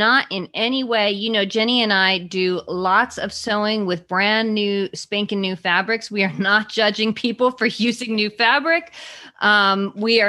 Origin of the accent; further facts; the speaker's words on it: California, United States; I grew up in California